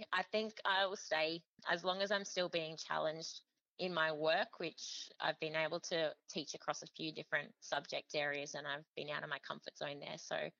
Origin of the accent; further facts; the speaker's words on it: Queensland, Australia; As I came from the Sunshine Coast, I knew it was going to be tough to try and obtain a permanent position there